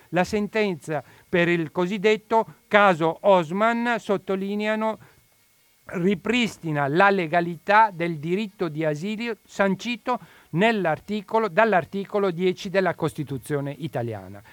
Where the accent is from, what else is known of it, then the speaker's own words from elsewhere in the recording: Asmara, Eritrea; now in Italy; Io provengo dal Corno d'Africa